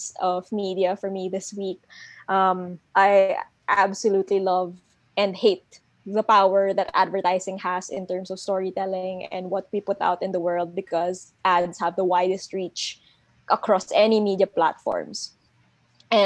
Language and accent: English; Pampanga, Central Luzon, Philippines; Cholo and I come from Pampanga, where it's like the parol capital of the Philippines